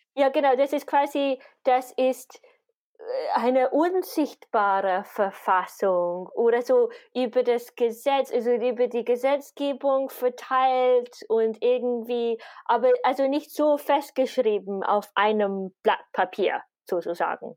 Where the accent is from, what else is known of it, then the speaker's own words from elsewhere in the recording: United Kingdom; moved away as an adult; now in Vienna, Austria; Und ich bin gebürtige Britin. Ich wohne seit zehn Jahren, über zehn Jahren in Wien jetzt.